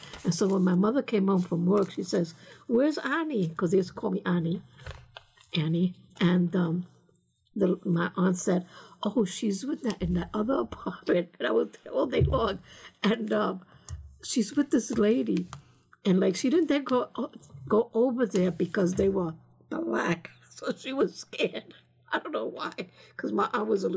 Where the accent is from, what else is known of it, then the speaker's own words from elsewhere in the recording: New York City, New York, United States; moved away as an adult; also born or lived in Staten Island / Bronx / Spanish Harlem / Pennsylvania; I'm a native New Yorker.